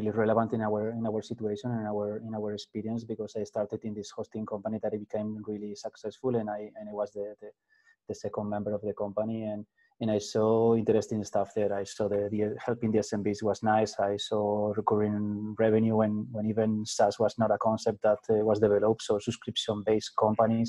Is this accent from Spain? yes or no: yes; Spain; I'm from Spain. I'm actually in Madrid in Spain